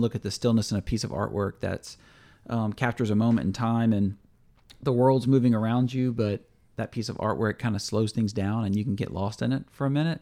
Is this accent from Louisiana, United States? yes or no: yes; Louisiana, United States; we're from Louisiana, L S U fans